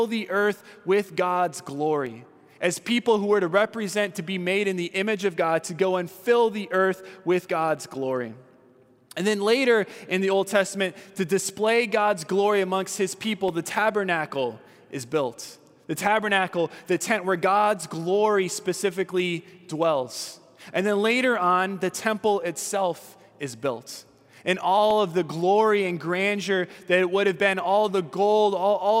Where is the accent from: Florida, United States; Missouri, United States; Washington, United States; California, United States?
California, United States; I'm from California